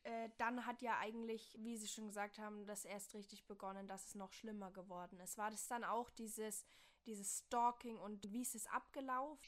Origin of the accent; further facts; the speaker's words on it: Bavaria, Germany; now in Rhineland-Palatinate, Germany; ich komme aus Bayern